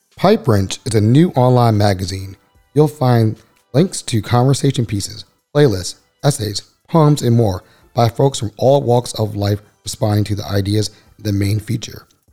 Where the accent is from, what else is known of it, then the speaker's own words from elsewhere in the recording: Randallstown, Maryland, United States; also born or lived in Baltimore; I grew up in Randallstown, too